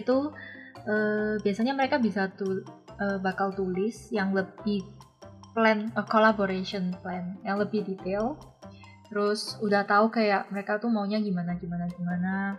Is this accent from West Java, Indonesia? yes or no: no; Surabaya, East Java, Indonesia; moved away as an adult; now in Taiwan; Aku asalnya dari Surabaya